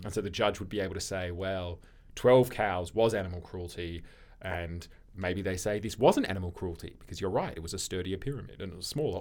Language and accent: English; Australia; we're Australian